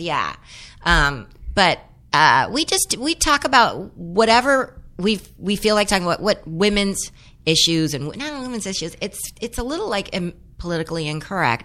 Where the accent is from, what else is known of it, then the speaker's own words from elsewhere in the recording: San Fernando Valley, California, United States; growing up in the San Fernando Valley